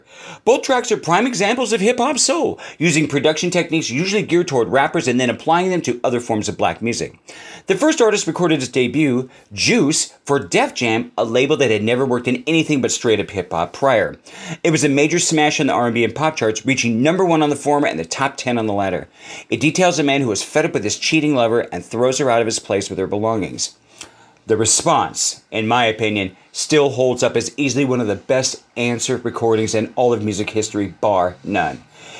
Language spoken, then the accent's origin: English; Los Angeles, California, United States; My hometown.